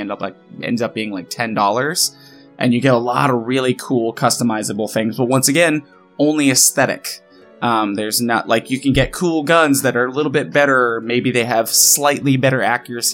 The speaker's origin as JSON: {"language": "English", "region": "Midwest", "country": "United States", "tie": "born or raised there", "said": "I grew up in the Midwest"}